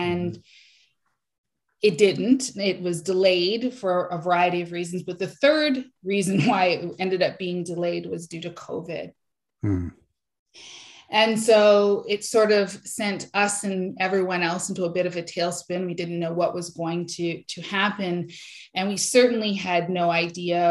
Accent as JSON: {"language": "English", "country": "Canada", "said": "Black Canadian women fundraisers in Canada"}